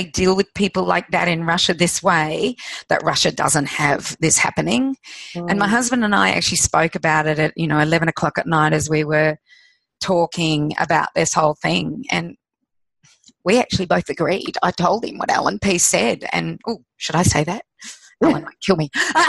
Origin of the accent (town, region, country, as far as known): Australia